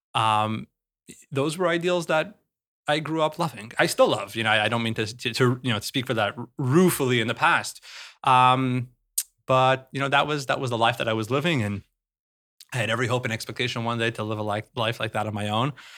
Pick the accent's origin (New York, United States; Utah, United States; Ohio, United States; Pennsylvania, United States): Utah, United States; Salt Lake City; I grew up in Salt Lake City